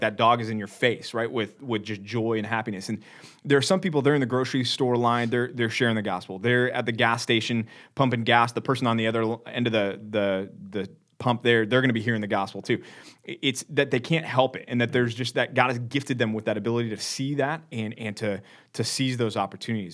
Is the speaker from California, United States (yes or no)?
no; Dallas, Texas, United States; I'm from Dallas, Texas